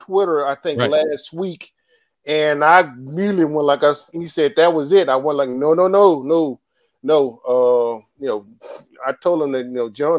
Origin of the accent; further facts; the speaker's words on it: Texas, United States; accent: Country accent; some folks don't believe I'm from Texas.